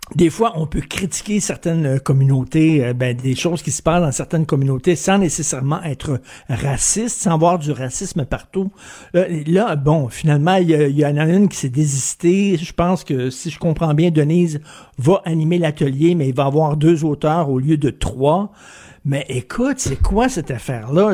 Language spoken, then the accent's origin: French; Quebec, Canada; je suis québécois